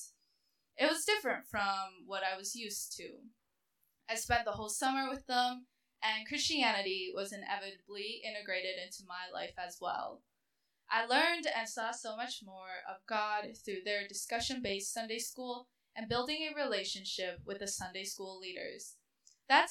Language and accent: English; Minnesota, United States; also born or lived in China; moved to Minnesota when I was 6 years old